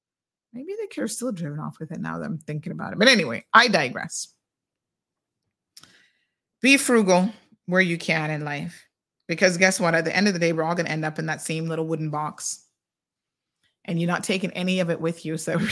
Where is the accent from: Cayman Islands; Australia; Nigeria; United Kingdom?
Cayman Islands; now in United States; I'm from Cayman, but I've been here in the States. I'm hustling.